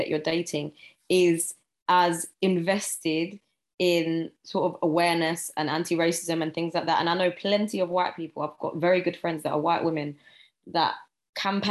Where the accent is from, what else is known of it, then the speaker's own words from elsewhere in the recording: London, United Kingdom; I'm obviously from Southeast London, grew up in the hood for a certain amount of years